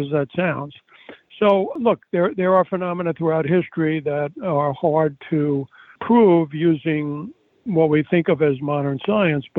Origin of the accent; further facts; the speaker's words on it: United States; I'm a American Yale-trained doctor